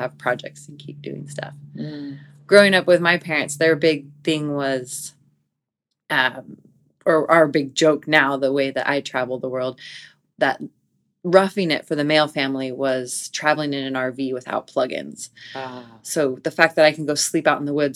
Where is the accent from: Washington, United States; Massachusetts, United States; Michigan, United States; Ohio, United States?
Washington, United States; Bow; also born or lived in Pasadena, California / Boulder, Colorado / Bend, Oregon; So I grew up in Bow, Washington. I was actually born in Pasadena